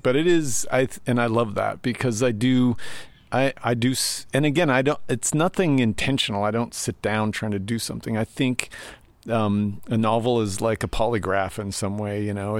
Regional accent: Spokane, Washington, United States; my hometown, which is, Spokane, Washington.

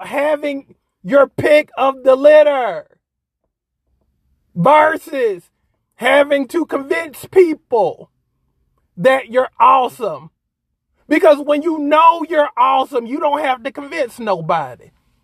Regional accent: South Carolina, United States; It's in my home state

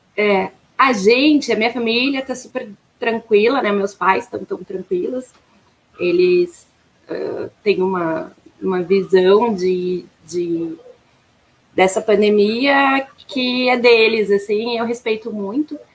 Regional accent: Caxias do Sul, Rio Grande do Sul, Brazil; also born or lived in Santa Maria, Rio Grande do Sul / São Sepé, Rio Grande do Sul; Eu sou natural de Santa Maria, ali do, aqui no, aí, né? No Rio Grande do Sul. E eu morava em uma cidadezinha muito pequena, próxima a Santa Maria, chamada São Cepé

